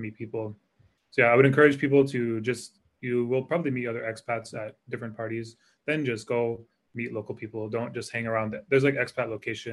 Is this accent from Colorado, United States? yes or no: no; Connecticut, United States; moved away as an adult; also born or lived in Hawaii / San Francisco; now in Singapore; I grew up in Connecticut, and I assumed I would live in Connecticut